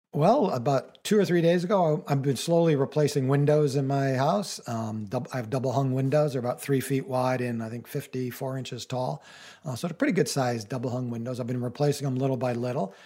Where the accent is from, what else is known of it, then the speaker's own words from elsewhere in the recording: New England, United States; I live in New England and I grew up in New England